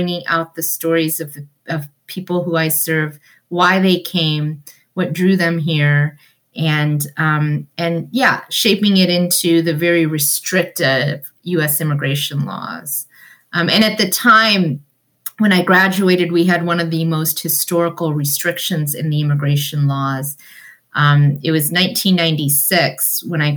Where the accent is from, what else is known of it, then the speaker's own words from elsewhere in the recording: New London, Ohio, United States; English is a second language; also born or lived in India / Cincinnati, Ohio; over the years, we moved up to Central Ohio to a small farm community called New London, Ohio. And that's where I grew up and graduated from high school